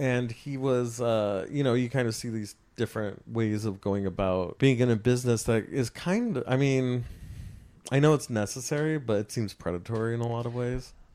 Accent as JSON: {"language": "English", "region": "California", "country": "United States", "said": "I'm from California"}